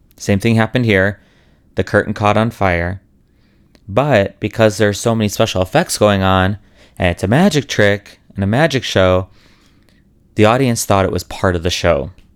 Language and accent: English; Chicago, Illinois, United States; moved away; Chicago where I'm from